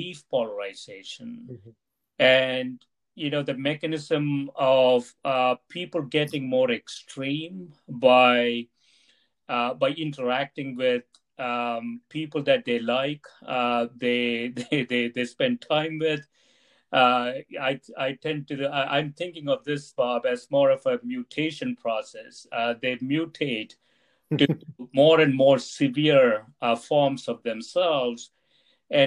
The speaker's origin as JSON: {"language": "English", "country": "India", "tie": "born or raised there", "moved": "yes", "said": "when I was growing up in India"}